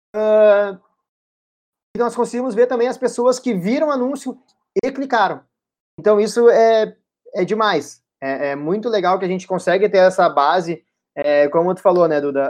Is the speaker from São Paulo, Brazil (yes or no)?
no; Porto Alegre, Rio Grande do Sul, Brazil; nós somos de Porto Alegre